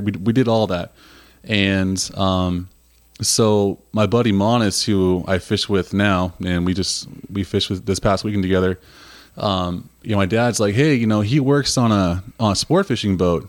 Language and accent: English; Huntington, United States; growing up in Huntington